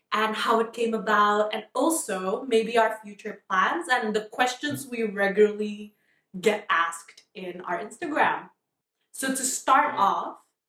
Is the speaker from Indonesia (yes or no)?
yes; Jakarta, Indonesia; now in Sydney, Australia; I'm from Jakarta, Indonesia.